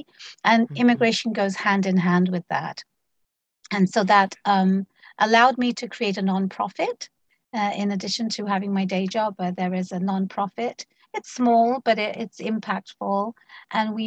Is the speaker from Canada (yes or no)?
no; London, United Kingdom; moved away as an adult; also born or lived in Bangladesh; now in Washington, United States; I was born and raised in London, the United Kingdom.